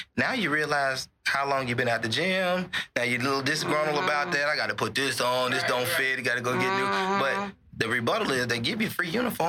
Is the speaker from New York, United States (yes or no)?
no; Mississippi, United States; now in Dallas, United States; When I came from Mississippi, I knew nothing about policing.